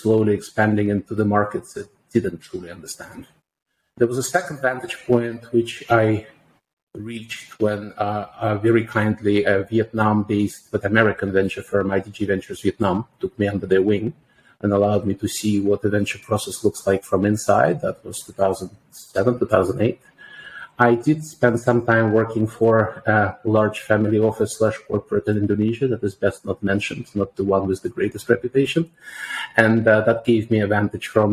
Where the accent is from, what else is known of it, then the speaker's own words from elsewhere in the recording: St. Petersburg, Saint Petersburg, Russia; moved away as an adult; now in Singapore; born and brought up in St. Petersburg, northwest